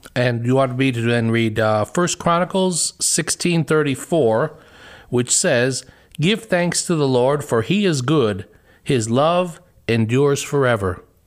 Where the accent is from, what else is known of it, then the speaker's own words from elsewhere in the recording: Chicago, Illinois, United States; moved away as an adult; now in Ohio, United States; we were Bears fans growing up in Chicago.